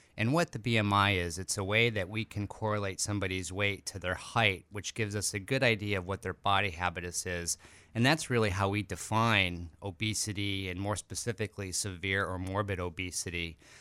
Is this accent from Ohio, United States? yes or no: no; Chicago, Illinois, United States; moved away as an adult; I'm actually born, uh, in Chicago, and I lived there for the first twenty-six years of my life